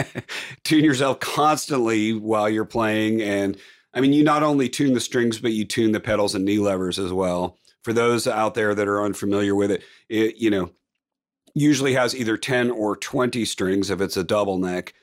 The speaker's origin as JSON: {"language": "English", "town": "Palo Alto", "region": "California", "country": "United States", "moved": "yes", "lives_now": "Nashville, United States", "said": "I'm from Palo Alto"}